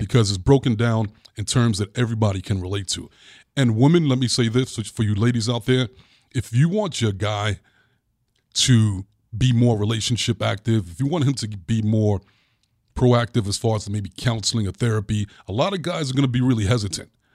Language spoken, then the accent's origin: English; New York City, New York, United States; as a little boy growing up in Brooklyn